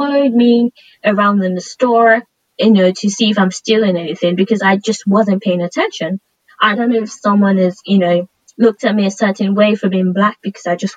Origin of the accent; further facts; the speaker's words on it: Nigeria; moved away; I grew up in Nigeria